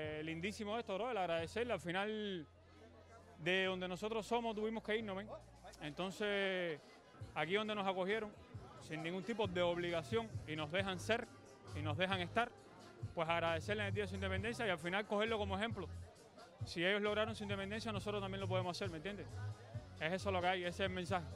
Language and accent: Spanish; Cuba; now in Miami, United States; somos más cubanos